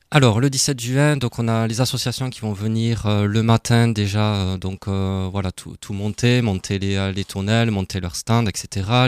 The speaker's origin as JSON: {"language": "French", "town": "Toulouse", "region": "Occitania", "country": "France", "also_born_or_lived": "Alsace", "accent": "Toulouse", "moved": "as an adult", "lives_now": "Strasbourg, France", "said": "j'ai un petit accent de Toulouse"}